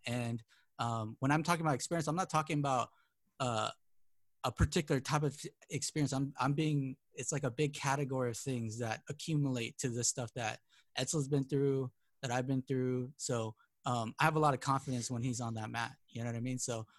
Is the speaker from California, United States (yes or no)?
yes; California, United States; So, you know, we came from Bay Area and SoCal, and those are pretty much the spark of jiu-jitsu in America.